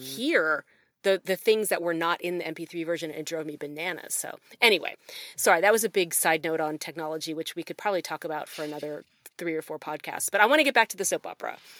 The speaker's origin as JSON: {"language": "English", "town": "Newtown Square", "region": "Pennsylvania", "country": "United States", "tie": "born or raised there", "moved": "yes", "lives_now": "Oxford, Mississippi, United States", "said": "I grew up in Newtown Square"}